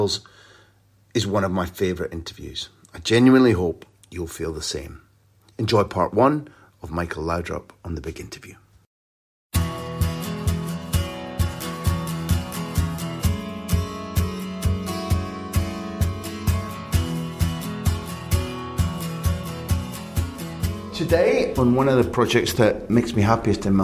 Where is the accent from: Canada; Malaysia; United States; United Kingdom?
United Kingdom; Scotland; I'm a Scottish guy